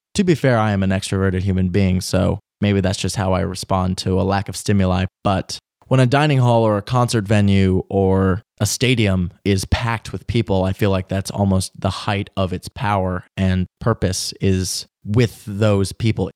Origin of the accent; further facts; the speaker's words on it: Washington, District of Columbia, United States; my hometown. I'm from D C